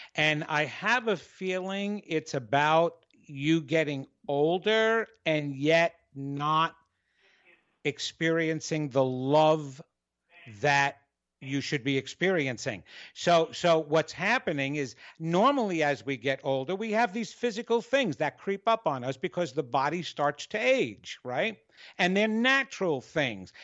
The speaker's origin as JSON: {"language": "English", "region": "New York", "country": "United States", "said": "I'm Italian, I'm from New York, and I was a performer."}